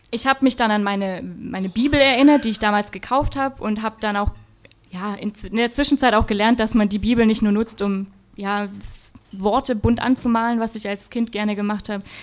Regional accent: Black Forest, Baden-Württemberg, Germany; ich komme aus dem Schwarzwald, da sagt man nicht Chemie

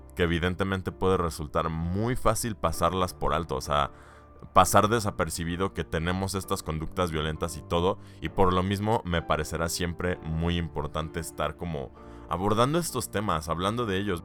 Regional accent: Mexico

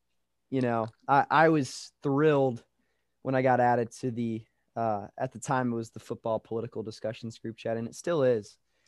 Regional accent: Nashville, Tennessee, United States; moved away; I'm from Nashville

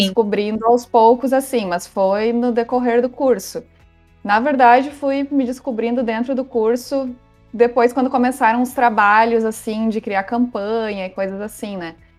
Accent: Dona Francisca, Rio Grande do Sul, Brazil; moved away as an adult; also born or lived in Santa Maria, Brazil; now in Florianópolis, Brazil; eu sou natural de Dona Francisca, Rio Grande do Sul, pertinho de Santa Maria

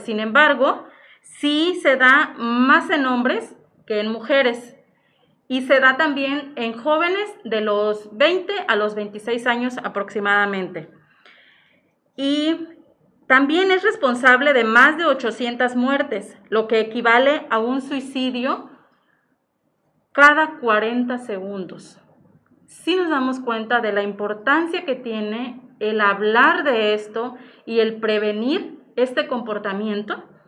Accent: Zihuatanejo, Guerrero, Mexico; aquí radico en Cihuatanejo, de aquí soy, de Cihuatanejo

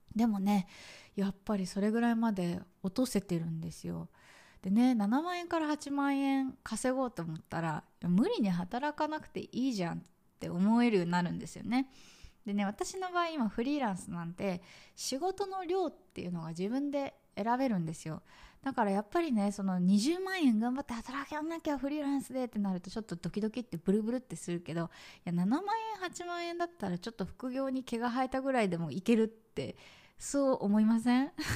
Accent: Tokyo, Japan; moved away as an adult; now in Vietnam; 私ね、もともと東京生まれで、そのまま東京の会社に就職し、そう。だからずっと東京にいたの。

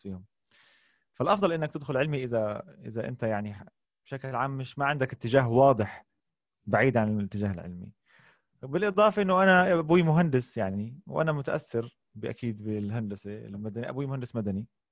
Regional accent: Amman, Amman Governorate, Jordan; also born or lived in Kuwait / Jaffa (ancestral origin); وعشت حياتي كلها في الاردن في عمان لكن مسقط راسي هو الكويت

